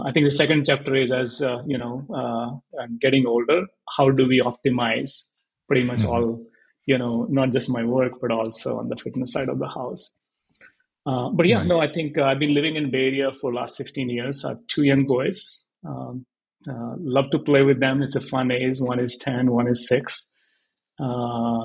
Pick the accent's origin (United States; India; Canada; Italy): India; Haryana; moved away; I was born and brought up in Haryana, in a very small village, I would say 70 kilometers from Delhi